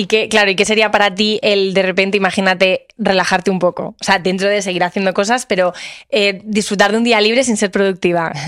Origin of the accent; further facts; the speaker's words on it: Madrid, Community of Madrid, Spain; soy de Madrid